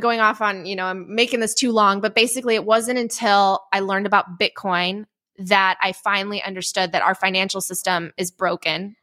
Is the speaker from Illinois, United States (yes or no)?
yes; Chicago, Illinois, United States; also born or lived in Poland; I was born in Poland. I don't really remember, uh, living there because I was five when my family came to the, the suburbs of Chicago